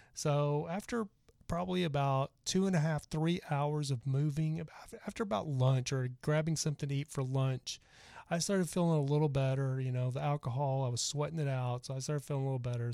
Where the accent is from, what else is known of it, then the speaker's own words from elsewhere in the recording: Dallas, Texas, United States; I'm actually from Dallas